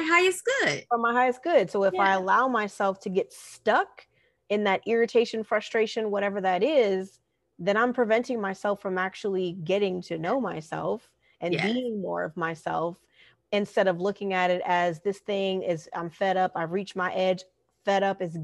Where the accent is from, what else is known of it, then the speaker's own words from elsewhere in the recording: Southern California, United States; also born or lived in the South / the Northeast; I'm a SoCal native. I grew up in Southern California, lived in the city and also in the desert that you spoke of.